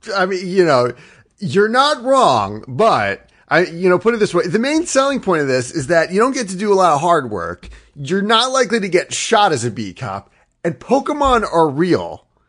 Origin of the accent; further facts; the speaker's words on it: Northeastern United States, United States; I'm from the Northwestern United, I'm sorry, the Northeastern United States.